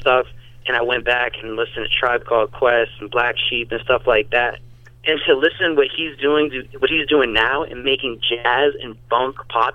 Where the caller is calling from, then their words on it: New Haven, Connecticut, United States; I'm calling from New Haven